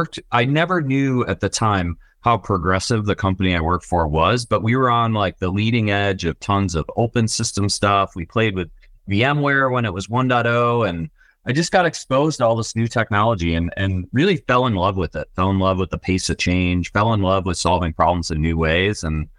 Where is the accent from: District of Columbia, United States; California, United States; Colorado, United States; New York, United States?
New York, United States; Buffalo; CEO of Tackle, born and raised in Buffalo, New York. So a bit of an underdog in the tech world. And I'm a family first guy. So I'm married, my wife, and three children. We all live in Orchard Park, New York, home of the Buffalo Bills.